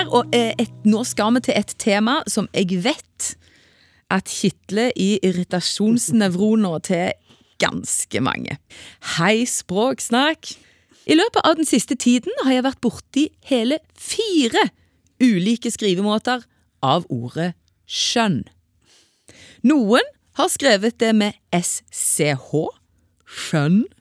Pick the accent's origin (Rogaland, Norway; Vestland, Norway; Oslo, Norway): Vestland, Norway; Jeg vokste opp i Indre Sogn.